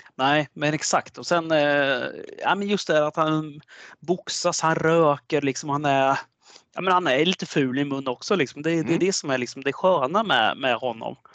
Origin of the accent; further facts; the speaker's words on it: Sweden; vi svenskar